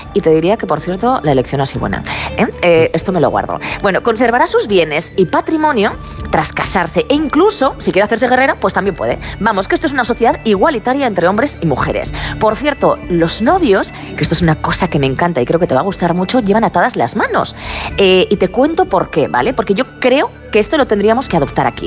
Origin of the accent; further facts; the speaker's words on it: Aragon, Spain; Yo no soy celta, soy maña